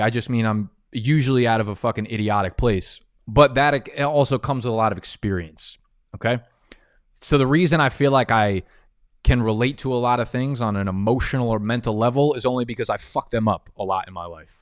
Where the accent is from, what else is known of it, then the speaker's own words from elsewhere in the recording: New Jersey, United States; moved away as an adult; also born or lived in Brooklyn, New York; now in Manhattan, United States; I was born in Brooklyn. I grew up in Jersey, and then uh, moved back to Brooklyn last year, and I've been in Manhattan since